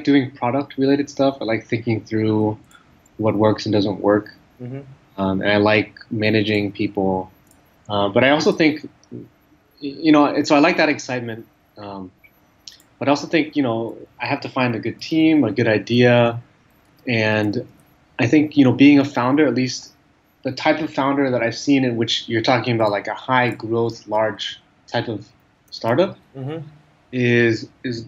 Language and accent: English; Silicon Valley, California, United States; moved away as an adult; now in Ho Chi Minh City, Vietnam; I'm from the Valley and my dad was an engineer.